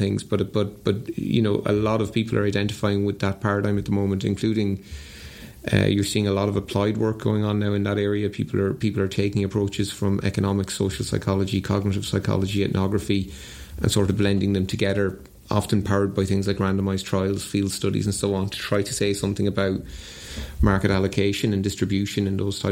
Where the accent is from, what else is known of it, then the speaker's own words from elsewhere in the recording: Ireland; growing up in Ireland in the 80s